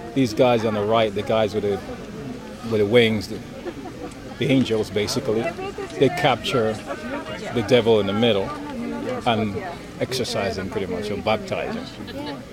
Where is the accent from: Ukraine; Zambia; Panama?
Panama; moved away; I'm originally from Panama